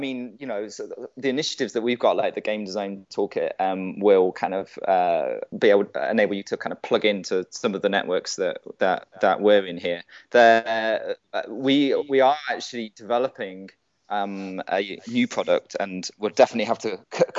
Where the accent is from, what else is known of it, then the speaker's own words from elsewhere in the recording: United Kingdom; as a British person